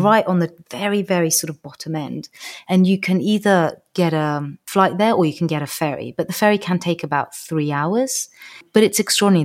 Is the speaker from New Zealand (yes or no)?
no; Georgia; now in United Kingdom; it's my home country